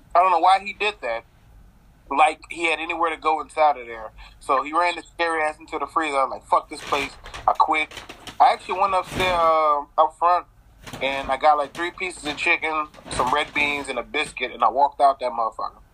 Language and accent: English; the South, United States; I grew up in the South, and um, my whole family, you know, they fat, they love to eat, so they did a lot of cooking growing up